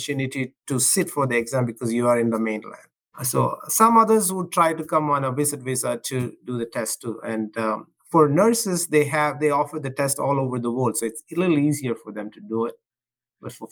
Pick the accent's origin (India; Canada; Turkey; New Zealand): India; South India; moved away as an adult; also born or lived in Ohio, United States; now in United States; I was born in India, in the southern part of India, and I went to school there, and I did my undergrad there. And I came to this country when I was 24.